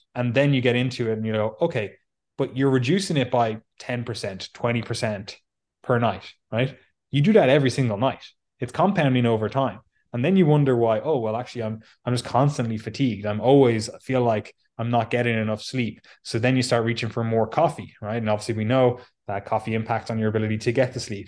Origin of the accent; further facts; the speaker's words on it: Ireland; now in England, United Kingdom; we're both Irish. I live in England. Obviously, I used to live in the mighty Ireland